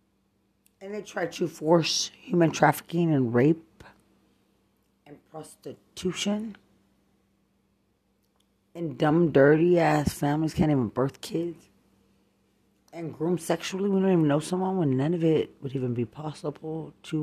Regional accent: Lubbock, Texas, United States; I'm from Lubbock

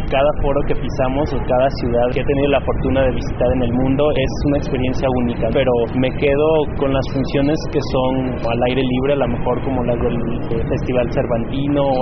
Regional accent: Mexico; para mí también como mexicano es algo que me llena mucho.

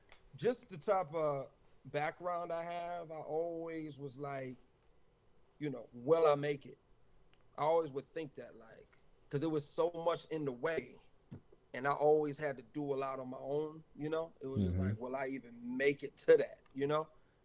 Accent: Lansing, Michigan, United States; I'm from Lansing, you know what I'm saying?

